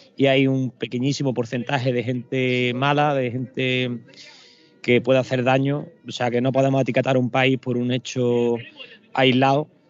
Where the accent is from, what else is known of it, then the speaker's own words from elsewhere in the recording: Granada, Andalusia, Spain; yo estoy en Granada, yo soy de Granada